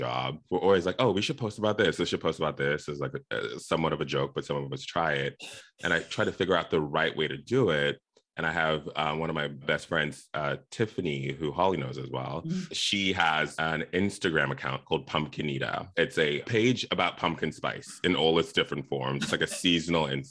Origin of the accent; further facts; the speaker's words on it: South Africa; also born or lived in Zimbabwe; now in Los Angeles, United States; I was born in Zimbabwe. I grew up in South Africa, very far away from La La Land, where I live now.